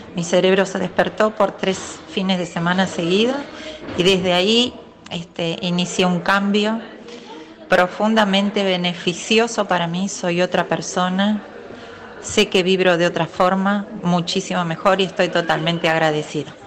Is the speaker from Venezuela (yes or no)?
yes; Venezuela; soy eh, venezolana